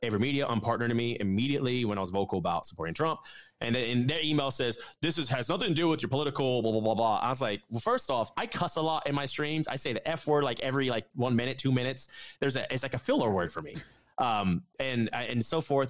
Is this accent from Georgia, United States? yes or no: yes; Atlanta, Georgia, United States; In my hometown, I, I literally I live in Atlanta